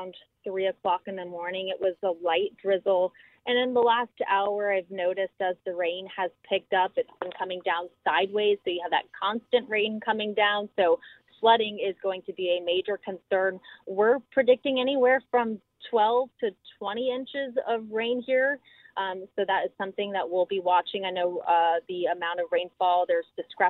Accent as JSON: {"language": "English", "region": "Central Florida", "country": "United States", "tie": "born or raised there", "said": "I grew up in Central Florida. I'm a Florida native"}